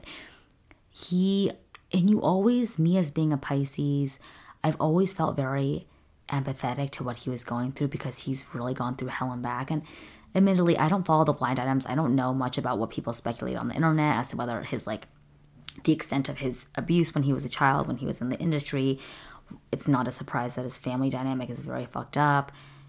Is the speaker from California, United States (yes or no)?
yes; California, United States; My dad, growing up in Southern California, we lived really close to Disneyland. So my dad got us passes when we were little kids.